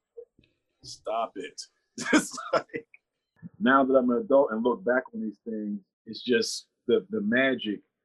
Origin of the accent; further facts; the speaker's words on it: Pittsburgh, Pennsylvania, United States; moved away; It was part of an artist collective called Bridge Spotters at my hometown of Pittsburgh, PA.